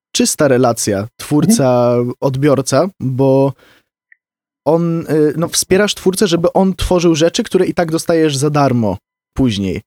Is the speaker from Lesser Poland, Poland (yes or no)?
no; Wrocław, Lower Silesian Voivodeship, Poland; u nas w Wrocławiu